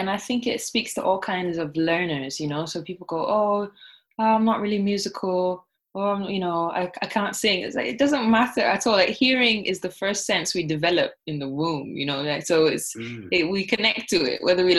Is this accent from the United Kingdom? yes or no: no; Barbados; first language Thai; English is a second language; also born or lived in Bangkok, Thailand; I was born in Bangkok, so I spoke Thai first, but then I forgot it because we moved to Barbados, which is where I guess I learned English.